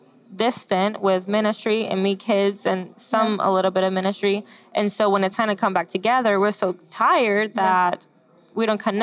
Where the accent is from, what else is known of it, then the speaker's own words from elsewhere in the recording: Puerto Rico; moved away; also born or lived in Florida; I grew up in Puerto Rico, born and raised by my mom